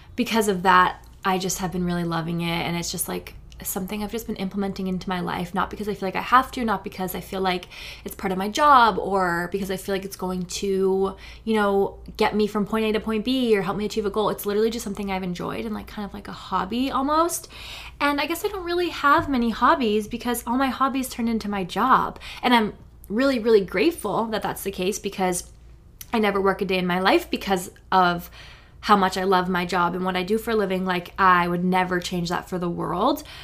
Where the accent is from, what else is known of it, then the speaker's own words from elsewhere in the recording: New Hampshire, United States; I grew up in New Hampshire